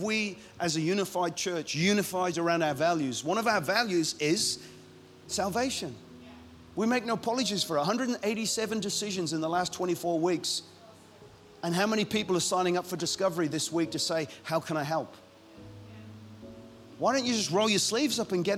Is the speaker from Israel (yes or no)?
no; Ireland; I'm Irish